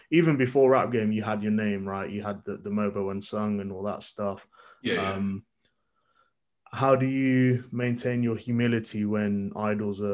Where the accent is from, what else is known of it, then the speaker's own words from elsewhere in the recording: Birmingham, West Midlands, United Kingdom; I'm from Birmingham.